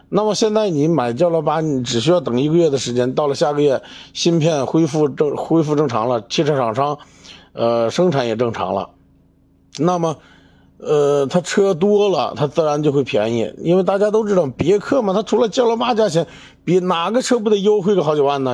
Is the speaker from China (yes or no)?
yes; China; 我们中国人